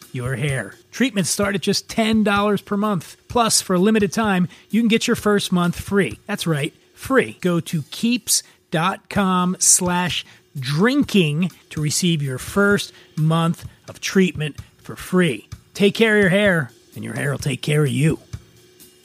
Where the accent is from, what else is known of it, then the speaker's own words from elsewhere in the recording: East Coast, United States; now in California, United States; I'm from the East Coast, I've been here a long time